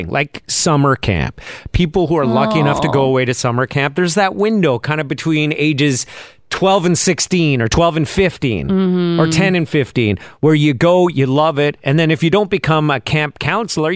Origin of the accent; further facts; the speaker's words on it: Quebec, Canada; moved away as an adult; I grew up in Quebec. I still can't speak French properly. And I was surrounded by it for 20 years before I left the province.